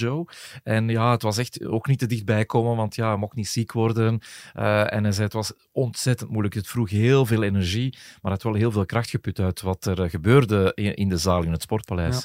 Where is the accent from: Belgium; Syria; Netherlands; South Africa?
Belgium; ik kom daar dan toe als Belg